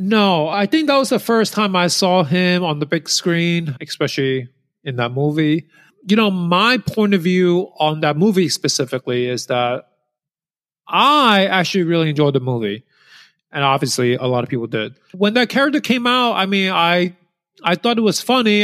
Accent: New York City, New York, United States; I grew up in New York City.

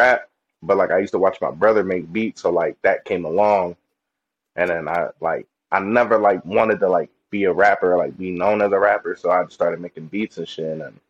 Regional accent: Lorain, Ohio, United States; I'm from Lorain, Ohio. It's 30 minutes from Cleveland

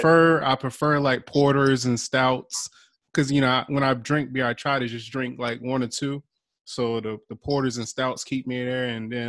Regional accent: Eastern Shore, Virginia, United States; moved away; I'm from the Eastern Shore.

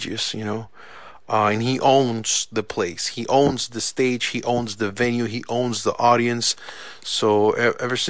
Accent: San José, Costa Rica; moved away; I was born and raised in San Jose, Costa Rica, in Central America.

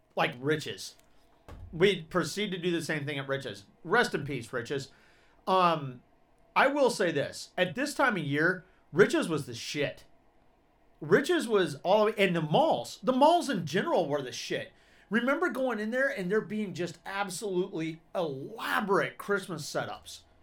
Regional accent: Georgia, United States; I grew up in Georgia

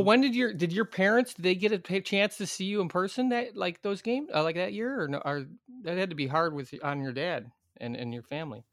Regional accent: Chicago, Illinois, United States; I'm from Il, I'm from Chicago

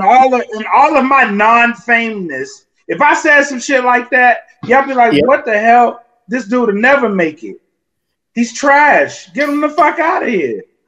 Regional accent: Louisiana, United States; I'm from Louisiana

